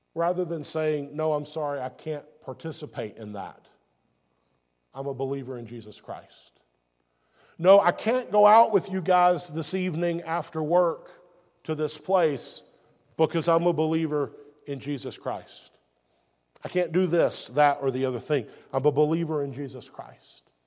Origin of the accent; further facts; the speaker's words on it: Alabama, United States; also born or lived in South Carolina / Georgia; now in North Carolina, United States; I was born in Alabama, deep south, what many would refer to as the Bible Belt of the United States. And my life experience has been in Alabama, South Carolina, and now I live in North Carolina.